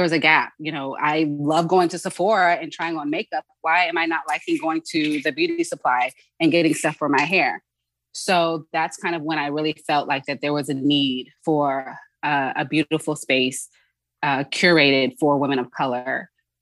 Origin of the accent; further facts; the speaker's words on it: Charleston, South Carolina, United States; moved away as an adult; also born or lived in Dallas, Texas; now in Los Angeles, United States; I'm from South Carolina. I'm from Charleston